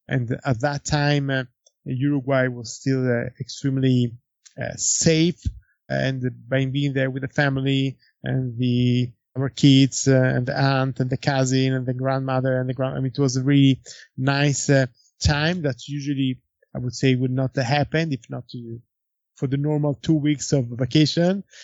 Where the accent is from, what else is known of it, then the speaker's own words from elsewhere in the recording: Florence, Tuscany, Italy; Antinori, it's in Florence. It's my hometown